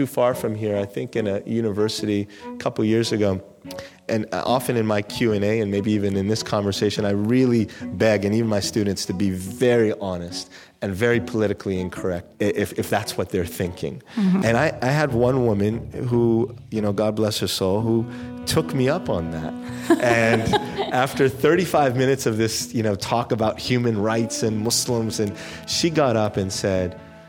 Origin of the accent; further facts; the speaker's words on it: Amman, Jordan; also born or lived in Europe; I was born in Amman.